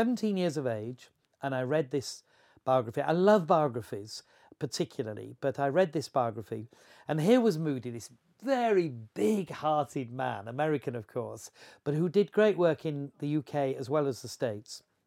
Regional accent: Horsforth, Yorkshire and the Humber, United Kingdom; I grew up in Horseworth

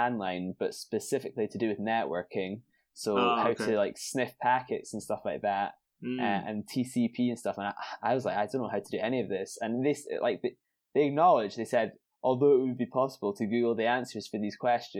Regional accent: Edinburgh, Scotland, United Kingdom; moved away as an adult; now in London, United Kingdom; I was from Edinburgh, mm-hmm. and had went to school and then studied at university all through in Edinburgh my whole life

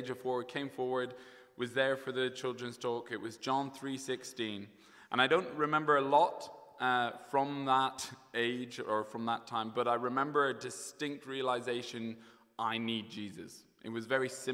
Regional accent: County Kilkenny, Ireland; moved away as an adult; also born or lived in United Kingdom; now in Dublin, Ireland; I had the privilege of growing up in the best county in Ireland, Kilkenny. So I grew up there until I left and studied over in the UK.

